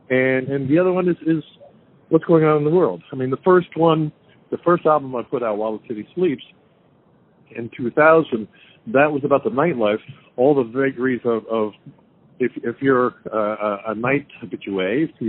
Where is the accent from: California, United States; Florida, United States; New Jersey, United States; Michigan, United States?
New Jersey, United States; New Jersey.